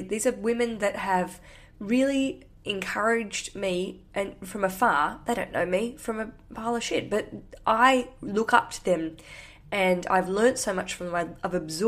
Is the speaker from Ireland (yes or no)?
no; Australia; now in London, United Kingdom; I'm from Australia. I live in London.